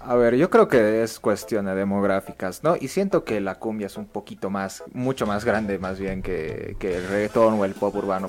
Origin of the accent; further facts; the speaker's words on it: Bolivia; tengamos como bolivianos